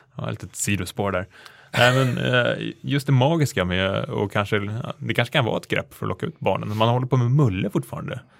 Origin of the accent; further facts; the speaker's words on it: Stockholm, Stockholm County, Sweden; när man växte upp i Hökarängen i förort Stockholm